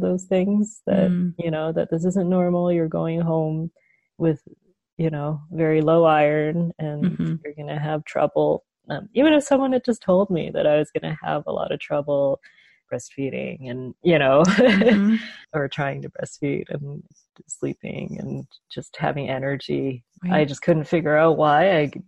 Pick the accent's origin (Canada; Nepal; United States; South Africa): Canada; I grew up in Canada, but I was raised with a lot of Chinese traditions